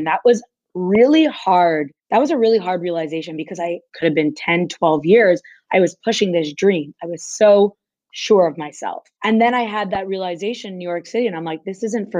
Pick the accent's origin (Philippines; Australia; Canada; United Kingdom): Canada; Montreal, Quebec; I grew up in Montreal, Quebec